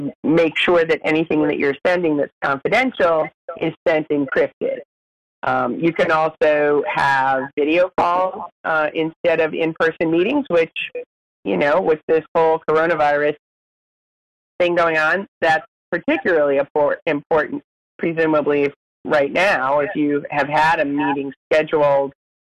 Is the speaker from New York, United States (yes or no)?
no; New Hampshire, United States; now in Washington, D.C., United States; I am a native Granite Stater.